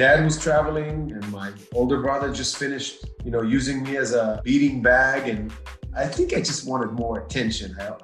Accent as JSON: {"language": "English", "country": "Israel", "tie": "born or raised there", "moved": "as an adult", "lives_now": "United States", "said": "my growing up in Israel."}